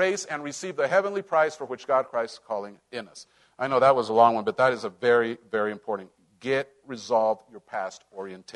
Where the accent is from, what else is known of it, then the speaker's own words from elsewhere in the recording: Cholula, Puebla, Mexico; moved away; That's where I grew up. That's my hometown